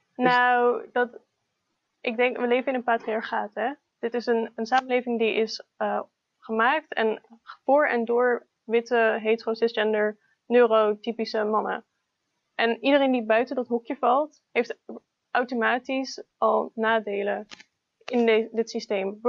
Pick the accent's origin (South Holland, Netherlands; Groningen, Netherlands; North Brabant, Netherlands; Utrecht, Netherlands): Utrecht, Netherlands; also born or lived in Almere; En ik ben opgegroeid in Utrecht.